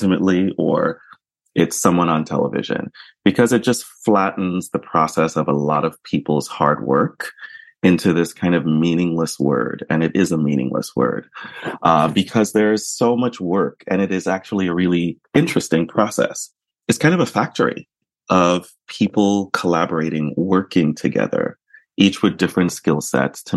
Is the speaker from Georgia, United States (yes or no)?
no; New York, United States; I grew up in New York